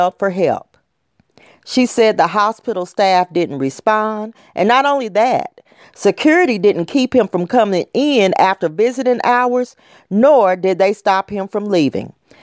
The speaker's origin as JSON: {"language": "English", "town": "Knoxville", "region": "Tennessee", "country": "United States", "tie": "born or raised there", "said": "my hometown of Knoxville, Tennessee"}